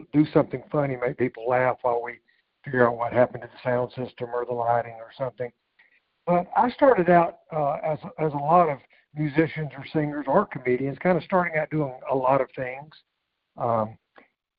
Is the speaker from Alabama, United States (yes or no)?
yes; South Alabama, United States; I was born in South Alabama. I say I was educated at UCLA, which is the upper corner of Lower Alabama.